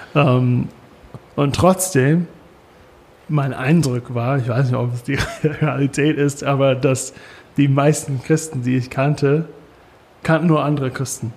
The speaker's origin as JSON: {"language": "German", "country": "United States", "second_language": "German", "moved": "yes", "lives_now": "Germany", "said": "als Amerikaner"}